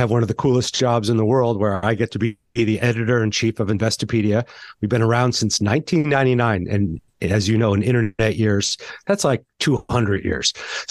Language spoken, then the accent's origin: English; Santa Fe, New Mexico, United States; I grew up in Santa Fe, New Mexico in the restaurant business, but I was surrounded by a lot of art.